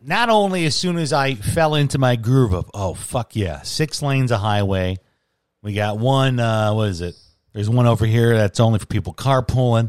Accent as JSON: {"language": "English", "region": "Midwest", "country": "United States", "tie": "born or raised there", "said": "growing up in the Midwest, you think Disney and you think Orlando"}